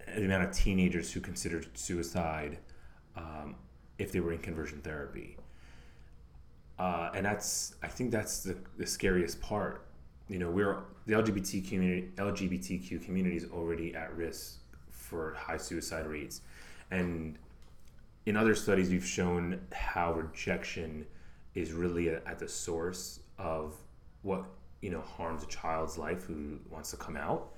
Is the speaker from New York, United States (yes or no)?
yes; New York City, New York, United States; I'm from the New York City area